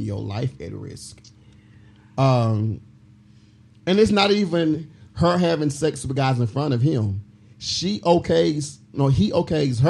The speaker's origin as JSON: {"language": "English", "region": "Mississippi", "country": "United States", "moved": "yes", "lives_now": "Dallas, United States", "said": "I am from Mississippi"}